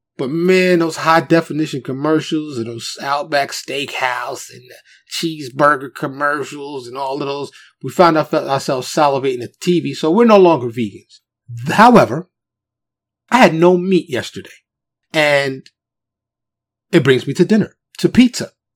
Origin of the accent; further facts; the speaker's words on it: New York City, New York, United States; now in Dallas, United States; I grew up in New York City, born and raised native New Yorker. Of course, I live in Texas now in the Dallas area